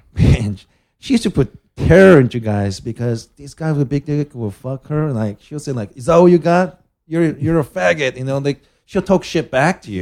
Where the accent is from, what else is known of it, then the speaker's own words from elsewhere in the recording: Japan; I'm from Japan